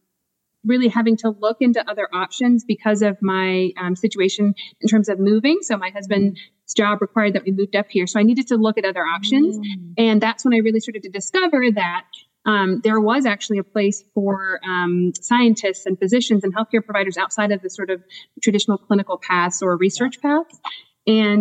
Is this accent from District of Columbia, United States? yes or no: yes; Washington, District of Columbia, United States; moved away as an adult; now in New Jersey, United States; I am originally from the Washington, D.C. area